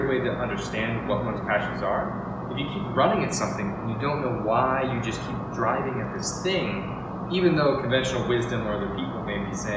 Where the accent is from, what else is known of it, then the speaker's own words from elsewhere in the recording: Seattle, Washington, United States; moved away as an adult; now in San Diego, United States; growing up in Washington, Seattle